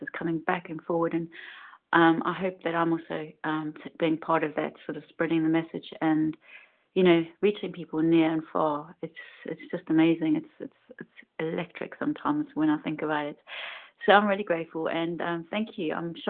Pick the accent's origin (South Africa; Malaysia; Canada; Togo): South Africa; now in United Kingdom; I'm in the UK, but I'm originally from South Africa.